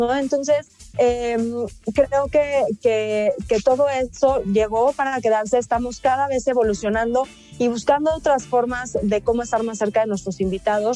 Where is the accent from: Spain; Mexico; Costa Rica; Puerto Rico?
Mexico; somos mexicanos